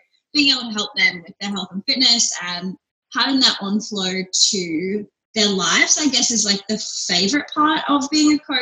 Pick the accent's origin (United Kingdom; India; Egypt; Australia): Australia; Melbourne, Victoria; now in Brisbane, Australia; I'm from here. My parents are from here. I was actually born in Melbourne, but I live in Brisbane now